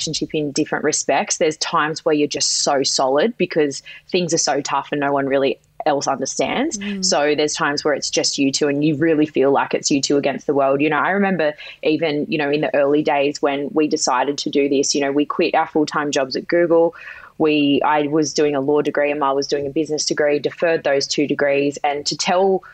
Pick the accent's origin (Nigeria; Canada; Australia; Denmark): Australia; Sydney, New South Wales; I'm from any Sydney siders that know, I'm from the Shire, in a little more refined Menai.